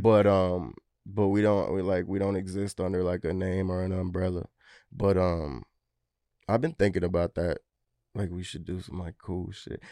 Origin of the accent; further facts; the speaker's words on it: Wilmington, North Carolina, United States; I'm from Wilmington, like, three hours away.